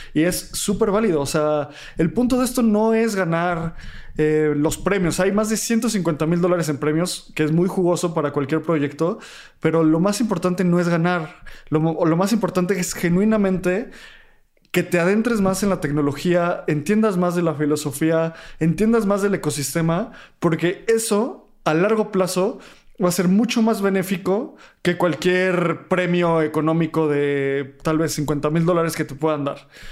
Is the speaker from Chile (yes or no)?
no; Mexico; los tres somos mexicanos